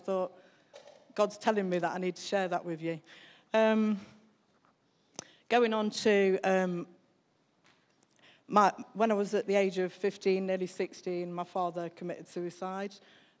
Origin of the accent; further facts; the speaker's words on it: Newark, East Midlands, United Kingdom; born there; I think when I was born in Newark. I was born in 1967.